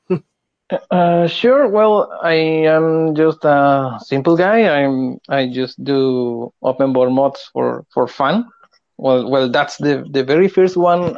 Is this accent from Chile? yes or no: yes; Chile; I am from Chile